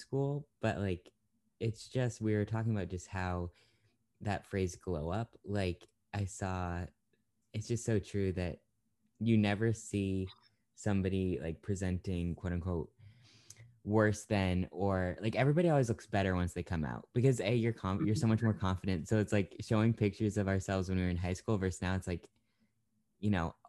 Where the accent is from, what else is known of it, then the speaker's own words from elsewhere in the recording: York, Maine, United States; where I grew up in York.